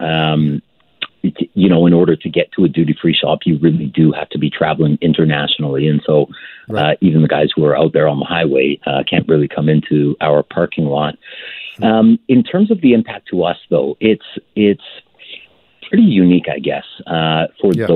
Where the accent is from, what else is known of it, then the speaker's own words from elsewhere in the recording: Emerson, Manitoba, Canada; I grew up in Emerson.